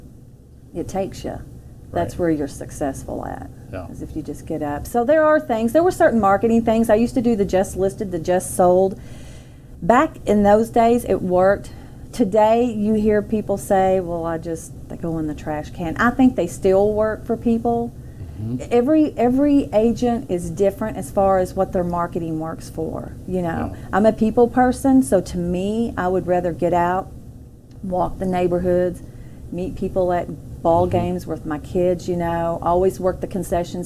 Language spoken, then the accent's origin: English; Arbury, United States; also born or lived in Carrollton; growing up in Arbury, well, we moved from Carrollton to Arbury when I was young